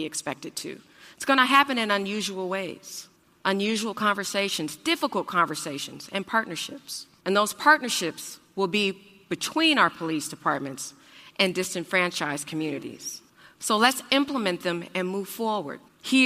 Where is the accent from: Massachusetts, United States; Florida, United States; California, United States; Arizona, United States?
California, United States; Oakland; now in Portland, United States; I'm from Oakland, California